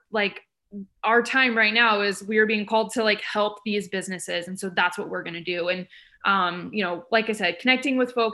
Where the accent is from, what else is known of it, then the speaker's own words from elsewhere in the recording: Midwest, United States; now in Eugene, United States; I'm from the Midwest